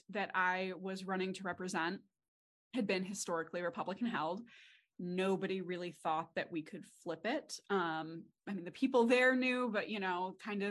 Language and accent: English; Redford, Michigan, United States; I grew up in Redford, which is just outside of Detroit